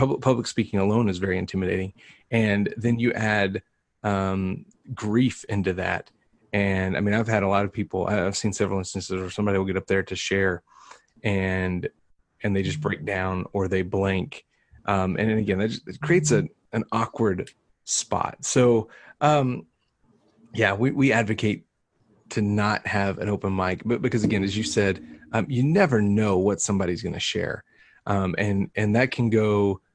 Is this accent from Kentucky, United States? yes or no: no; Texas, United States; now in New Mexico, United States; We are from Texas